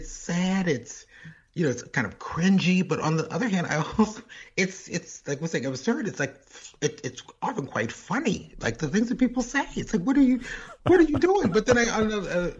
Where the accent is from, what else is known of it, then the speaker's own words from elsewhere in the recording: St. Louis, Missouri, United States; moved away; Born and reared in St. Louis, Missouri